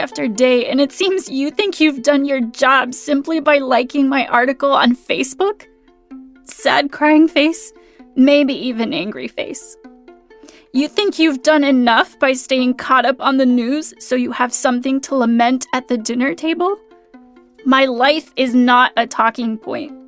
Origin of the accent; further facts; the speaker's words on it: Phoenix, Arizona, United States; also born or lived in Mexico; from ages 5 to 18, I grew up in Phoenix, Arizona